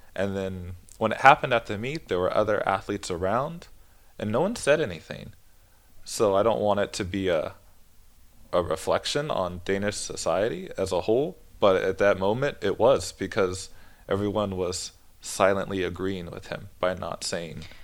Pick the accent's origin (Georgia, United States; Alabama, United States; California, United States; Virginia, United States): California, United States; San Jose; moved away as an adult; now in Denmark; I'm from Northern California, so it's a very diverse area, the Bay Area